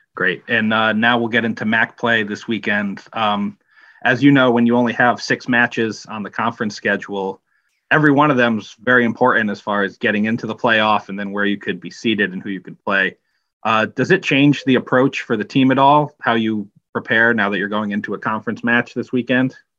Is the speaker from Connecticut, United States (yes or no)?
yes; Wallingford, Connecticut, United States; we're both from Wallingford, Connecticut.